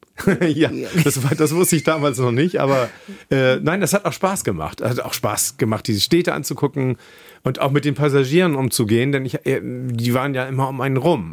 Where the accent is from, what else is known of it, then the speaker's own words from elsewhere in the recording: Kiel, Schleswig-Holstein, Germany; moved away as an adult; also born or lived in Oldenburg; now in Hamburg, Germany; ich bin in Kiel aufgewachsen